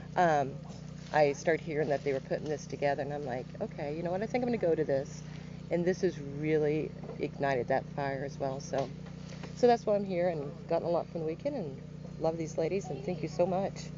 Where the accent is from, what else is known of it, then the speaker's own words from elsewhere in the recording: Joplin, Missouri, United States; I am from Joplin, Missouri, so not too far from here, about two hours